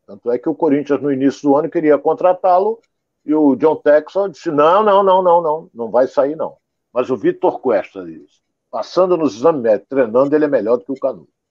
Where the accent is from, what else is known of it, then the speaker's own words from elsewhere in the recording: Rio de Janeiro, Brazil; Onde eu morava, fui criado no IAPI da Penha